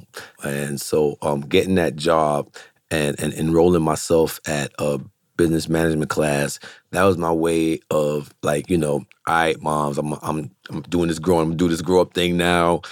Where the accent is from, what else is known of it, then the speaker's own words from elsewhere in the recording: New York City, New York, United States; I grew up in the Vanderveer Projects, which is in East Flatbush, Brooklyn, New York.